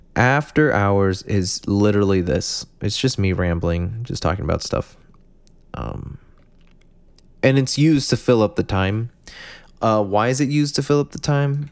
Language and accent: English; United States; I'm from America